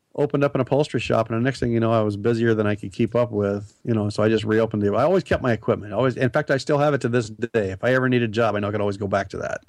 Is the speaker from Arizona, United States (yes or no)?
no; Nebraska, United States; moved away; also born or lived in Portland area; I grew up in Nebraska.